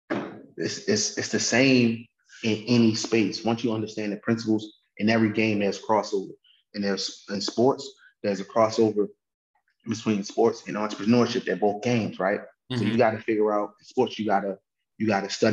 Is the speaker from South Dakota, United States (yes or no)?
no; Baltimore, Maryland, United States; So I'm from Baltimore, Maryland